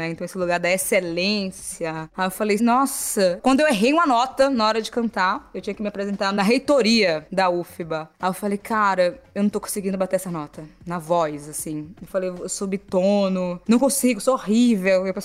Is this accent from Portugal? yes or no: no; Salvador, Bahia, Brazil; born there; eu nasci no Nordeste de Amaralina, em Salvador